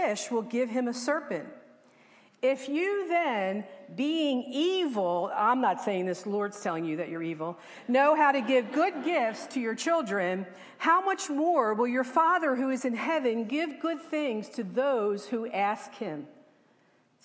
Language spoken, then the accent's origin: English; Levittown, United States; When I was a little girl growing up in Levittown, I lived next door to my best friend